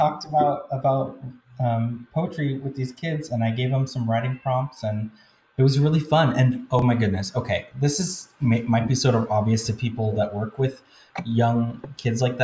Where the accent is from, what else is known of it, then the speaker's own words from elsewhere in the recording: United States; I went into an elementary school in my hometown